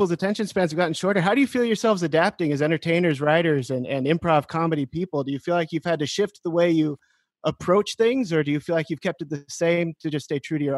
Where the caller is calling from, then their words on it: Cloquet, Minnesota, United States; I'm calling from a small town called Cloquet in Minnesota.